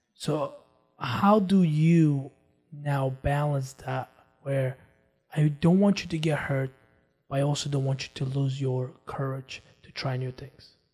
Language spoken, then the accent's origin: English; Armenia; moved away; I grew up with a different cultural mindset. I come from Armenia